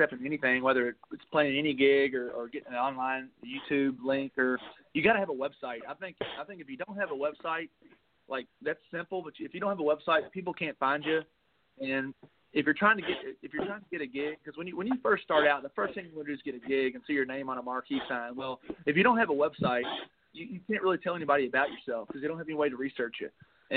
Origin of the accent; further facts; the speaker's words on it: Taylorsville, Kentucky, United States; moved away as an adult; now in Nashville, United States; being from Taylorsville, Louisville is about a half hour from my hometown. I grew up watching the Kentucky Derby